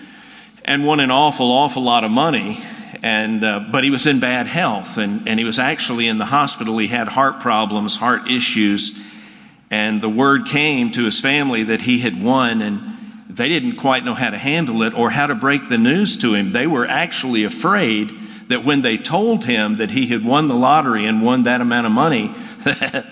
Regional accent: Atlanta, Georgia, United States; moved away; I was brought up in Atlanta

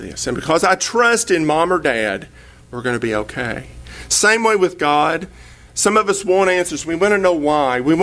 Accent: East Tennessee, United States; now in Texas, United States; I'm from East Tennessee, and there's a river about 15 miles from my house called the Hiwassee River

